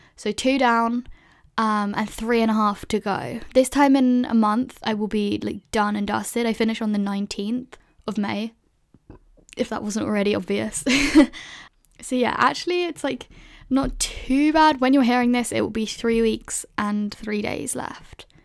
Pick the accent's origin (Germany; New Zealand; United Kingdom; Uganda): United Kingdom; London; So I grew up in London, which is, like, a big city, I guess.